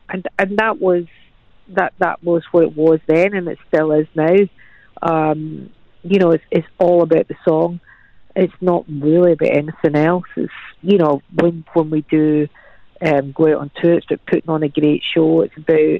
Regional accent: Scotland, United Kingdom; I'm Scottish

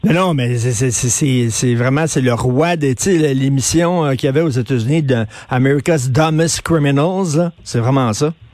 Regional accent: Quebec, Canada; chez nous au Québec

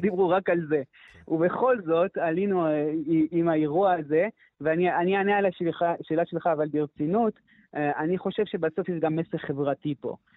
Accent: Canada; first language French; Hebrew is a second language; now in Jerusalem, Israel; אני אומנם קנדי במקור, אבל אני דובר צרפתי

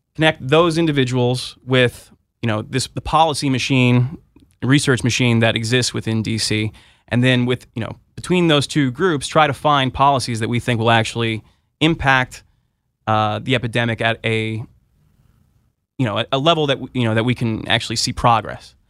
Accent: Southern California, United States; moved away as an adult; also born or lived in Berkeley, California; now in Washington, D.C., United States; I'm originally from Southern California

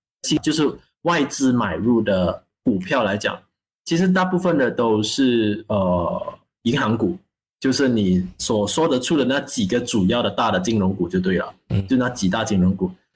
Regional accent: Malaysia; 作为马来西亚人，我希望马币永远都升值。好像新加坡一样啊，好像一样这么强，这是我衷心的希望。

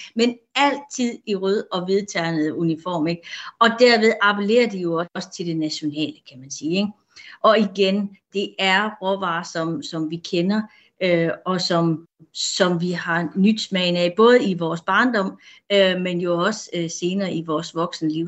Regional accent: Denmark; vi danskere

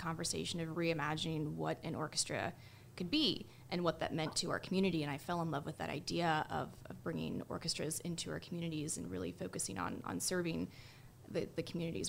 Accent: Jacksonville, Florida, United States; moved away as an adult; now in Kalamazoo, United States; the Jacksonville Symphony in sunshiny Jacksonville, Florida, is in a way my hometown orchestra. The first orchestra concert I ever attended was with the Jacksonville Symphony

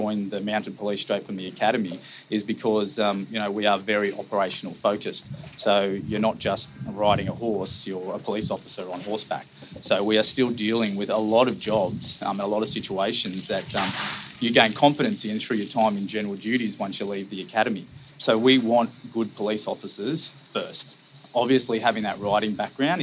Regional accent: Wagga Wagga, New South Wales, Australia; moved away as an adult; now in Sydney, Australia; I'm from Wagga Wagga originally. I was early teens. My parents bought a property just south of Wagga.

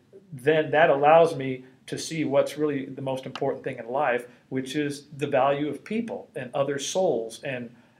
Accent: Los Angeles, California, United States; born or raised there

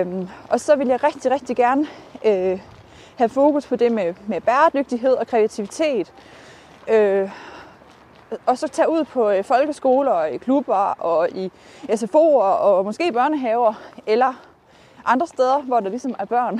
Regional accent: North Jutland, North Denmark Region, Denmark; moved away as an adult; also born or lived in Aalborg; now in Horsens, Denmark; jeg kommer jo fra Nordjylland

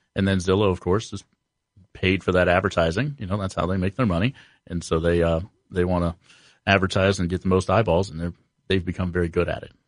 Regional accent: Columbus, Ohio, United States; born and raised in Columbus

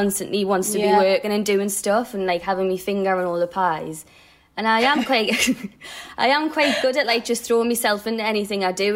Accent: South Shields, North East England, United Kingdom; moved away as an adult; now in London, United Kingdom; I didn't want to live in South Shields forever.

